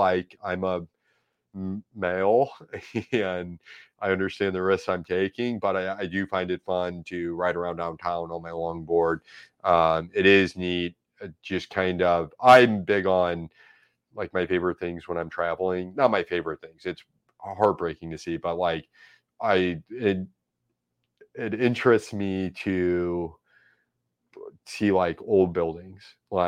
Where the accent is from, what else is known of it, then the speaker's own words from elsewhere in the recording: St. Louis, Missouri, United States; You know, and I grew up there. I went to Gateway. Like, you know, I grew up in Dogtown, but you know, I wasn't allowed to.